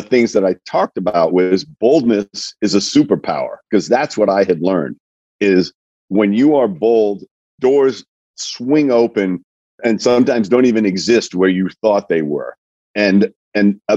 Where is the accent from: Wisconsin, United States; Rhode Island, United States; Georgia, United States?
Rhode Island, United States; Coventry; I grew up in a small town in Rhode Island, Coventry, Rhode Island